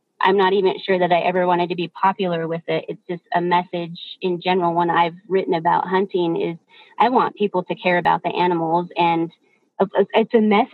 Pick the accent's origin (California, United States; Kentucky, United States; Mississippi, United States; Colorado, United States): Colorado, United States; I grew up in Colorado